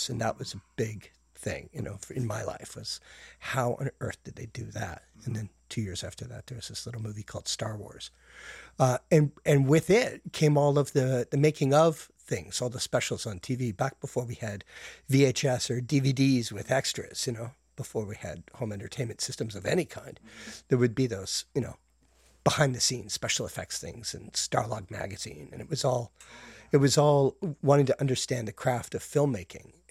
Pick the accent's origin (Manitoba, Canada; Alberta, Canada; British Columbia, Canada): Alberta, Canada; Calgary; also born or lived in Brampton, Ontario; now in Toronto, Canada; Uh, I was born in Brampton. What? I know, exotic. Uh, and but I was raised in Calgary.